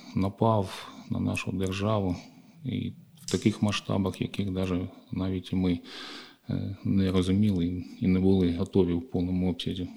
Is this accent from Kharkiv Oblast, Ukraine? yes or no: yes; Kharkiv, Kharkiv Oblast, Ukraine; нашого рідного міста Харків